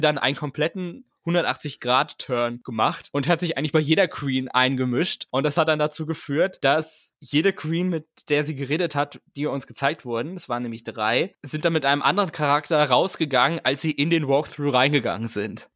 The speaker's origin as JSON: {"language": "German", "country": "Germany"}